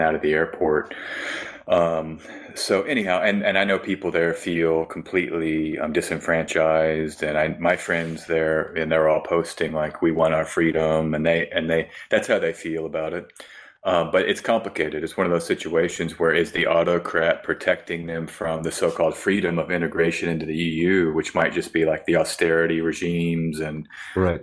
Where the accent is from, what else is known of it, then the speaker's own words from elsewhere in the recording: United States; as an American